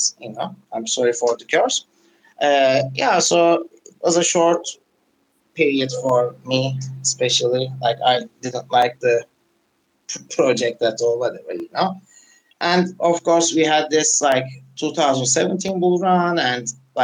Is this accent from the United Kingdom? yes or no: no; Turkey; also born or lived in Arizona; I was born and raised in Turkey